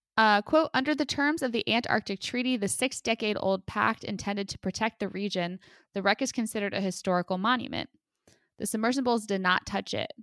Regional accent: United States; as an American

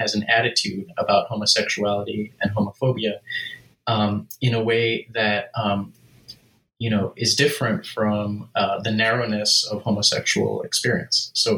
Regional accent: Southern California, United States; So I grew up in Southern California, and I'm the child of two immigrants, basically, one from Austria, the other from the Arab world.

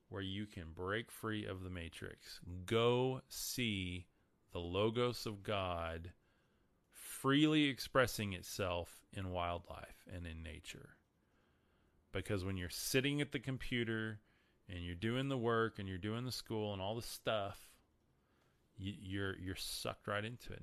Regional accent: Amarillo, Texas, United States; I'm from Amarillo, Texas, top of Texas

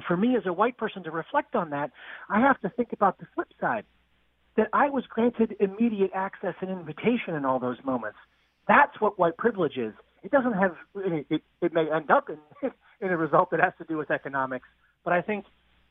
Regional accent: outside of Boston, Massachusetts, United States; I grew up outside of Boston.

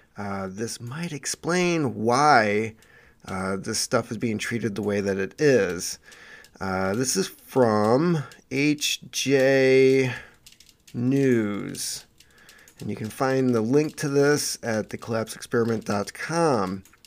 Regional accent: Michigan, United States; my home state of, uh, Michigan

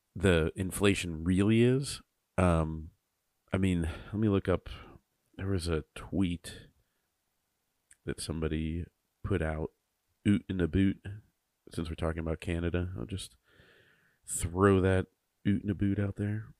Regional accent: United States

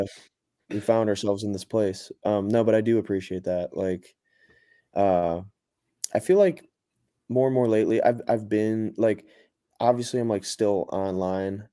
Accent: Cleveland, Ohio, United States; now in Nashville, United States; I'm from Cleveland, but live in Nashville now

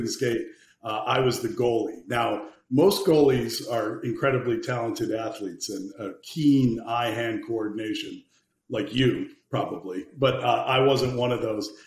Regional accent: Wisconsin, United States; also born or lived in New York / Bermuda; now in Texas, United States; I'm talking to you from Texas. I grew up in Wisconsin, which is a heck of a lot closer

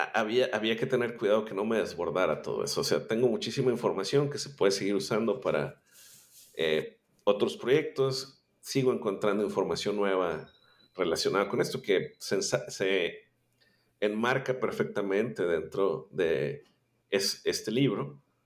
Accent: Monterrey, Nuevo León, Mexico; yo soy eh, originario de Monterrey, Nuevo León, México

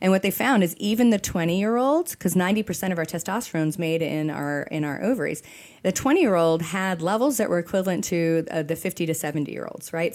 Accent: Texas, United States; we're from Texas

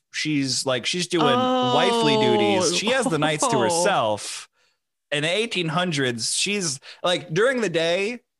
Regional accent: New York, United States; born there; because I was born on Long Island. So like the Fire Island Lighthouse is something that's like tied to my memory.

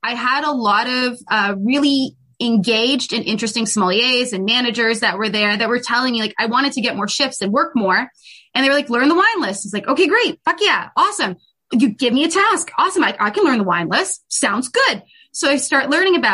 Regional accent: Canada; So I grew up, I was born in Canada and raised in Canada

